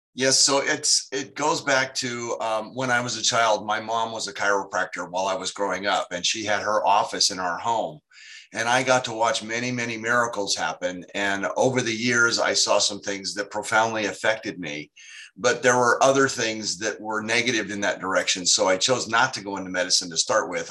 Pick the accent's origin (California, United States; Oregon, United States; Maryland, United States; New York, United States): California, United States; Sacramento; here in my hometown in Sacramento